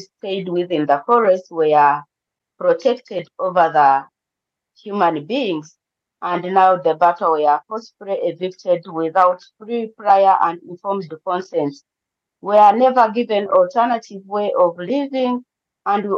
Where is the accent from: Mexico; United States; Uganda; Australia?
Uganda; I'm from the Bantu community, which is one of the indigenous communities in Uganda